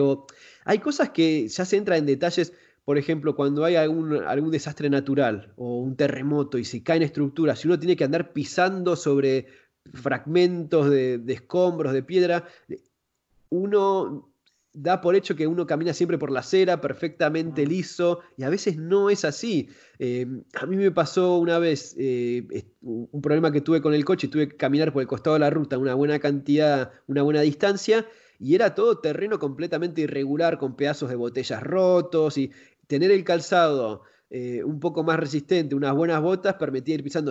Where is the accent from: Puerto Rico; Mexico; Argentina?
Argentina; yo soy de Argentina